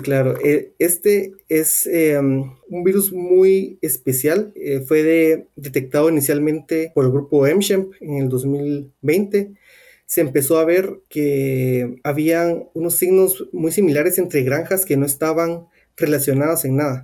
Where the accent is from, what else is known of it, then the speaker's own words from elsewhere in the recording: Guatemala; moved away; yo soy de Guatemala